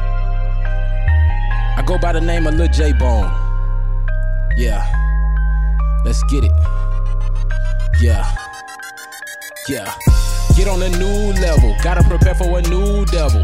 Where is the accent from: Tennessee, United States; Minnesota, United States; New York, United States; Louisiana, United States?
Tennessee, United States; Nashville; also born or lived in Memphis, Tennessee; I'm from Nashville, but my hometown is Memphis, Tennessee. I was born in Memphis, Tennessee. My family moved here when I was, like